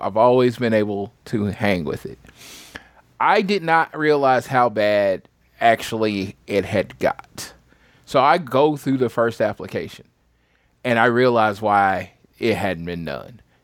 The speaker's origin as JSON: {"language": "English", "town": "St. Louis", "region": "Missouri", "country": "United States", "moved": "yes", "said": "I'm from Missouri. I don't have to go all the way for the where I'm from, St. Louis"}